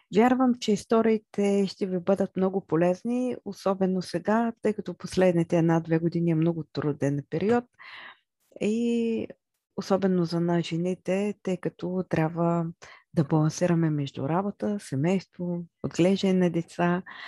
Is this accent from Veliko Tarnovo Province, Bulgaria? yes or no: no; Chirpan, Stara Zagora Province, Bulgaria; аз съм родена в Стара Загора, но израснах в град Черпан